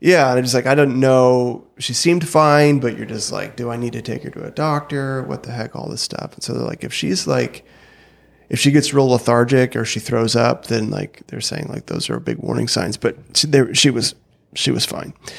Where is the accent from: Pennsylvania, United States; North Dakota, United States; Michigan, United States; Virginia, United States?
North Dakota, United States; growing up in North Dakota